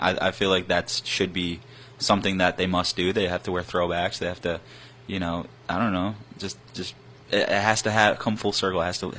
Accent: Michigan, United States; I'm from Michigan

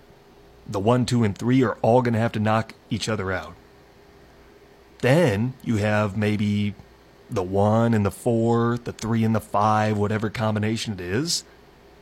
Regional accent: northwestern Iowa, United States; moved away; I grew up in the northwestern part of the state

